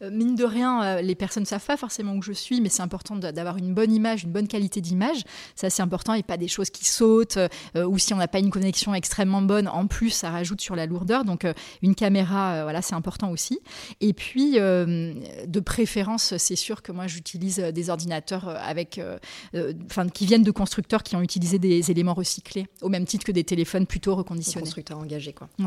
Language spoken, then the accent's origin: French; Nouvelle-Aquitaine, France; Et j'ai grandi au Pays Basque. Après j'ai fait mes études à Lille et en Espagne. Et j'ai commencé à travailler à Paris.